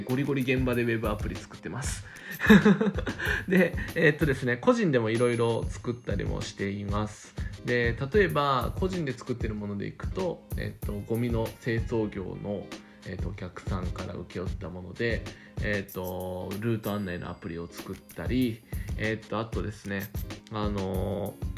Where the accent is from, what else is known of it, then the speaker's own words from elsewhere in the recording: Osaka, Japan; accent: Kansai dialect; 大阪生まれ、大阪育ちでコテコテの関西人ですね。えっ、とでなのでちょいちょい関西弁が出ます